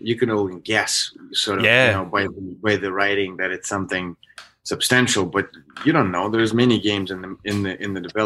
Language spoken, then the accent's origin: English; Minsk, Belarus; moved away as an adult; also born or lived in Minnesota, United States; now in United States; I was born in Belarus, in Minsk